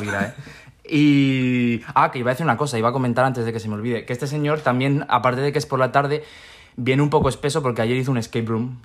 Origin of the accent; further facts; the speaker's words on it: Spain; yo soy de España